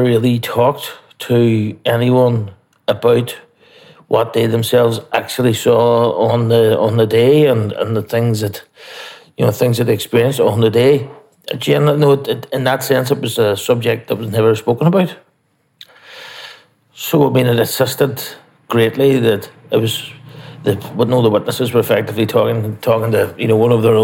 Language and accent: English; Derry, Northern Ireland, United Kingdom; I'm from the Craigan Estate in Derry City